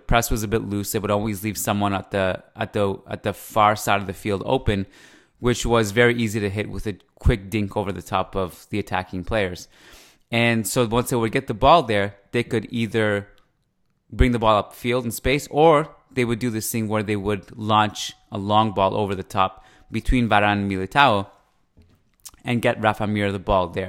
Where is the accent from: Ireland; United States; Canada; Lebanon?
Canada; East Coast; accent: Persian, Canadian, East Coast; this Persian, Canadian, East Coast thing. But thank you. That's the first time I've been complimented on my accent, probably.